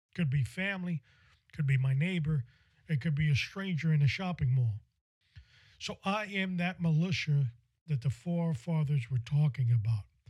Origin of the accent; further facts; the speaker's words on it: New York City, New York, United States; I must have been 12 or 13 years old, growing up in New York City